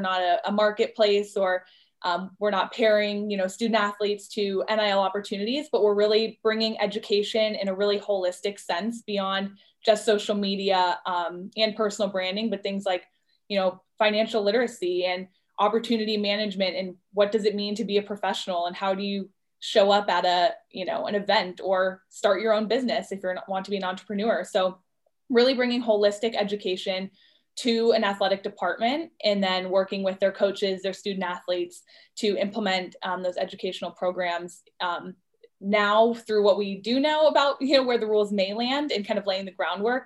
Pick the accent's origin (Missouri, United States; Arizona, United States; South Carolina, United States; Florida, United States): Florida, United States; Orlando; I'm originally from Orlando